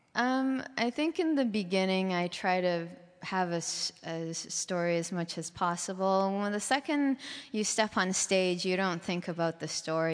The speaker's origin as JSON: {"language": "English", "town": "Vancouver", "region": "British Columbia", "country": "Canada", "tie": "born or raised there", "moved": "as an adult", "lives_now": "San Francisco, United States", "said": "Vancouver was a great city to grow up in."}